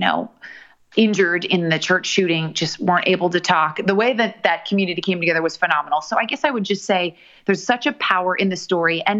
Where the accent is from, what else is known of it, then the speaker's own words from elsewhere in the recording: Seattle, Washington, United States; also born or lived in Texas; now in New York, United States; my husband and I, you know, we're both from Seattle